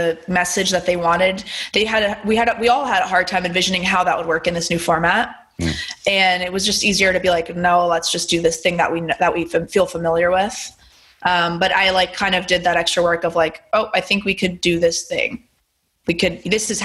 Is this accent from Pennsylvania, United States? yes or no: yes; Pennsylvania, United States; now in Los Angeles, United States; I grew up in Pennsylvania